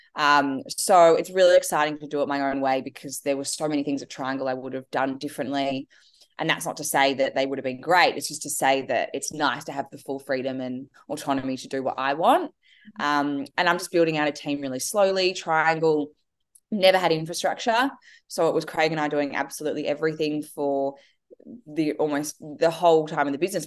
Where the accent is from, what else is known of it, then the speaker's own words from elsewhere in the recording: Australia; I am Australian. I'm, have lived here my whole life